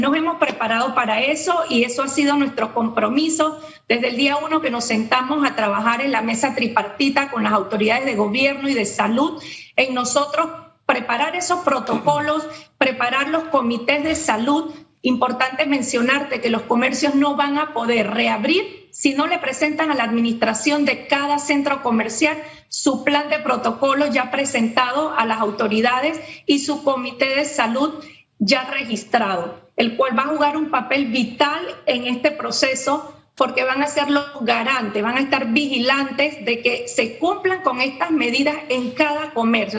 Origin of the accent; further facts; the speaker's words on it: Panama; todos jugamos como panameños